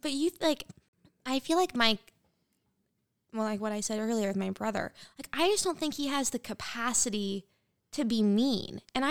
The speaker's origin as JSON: {"language": "English", "country": "United States", "said": "I'm American."}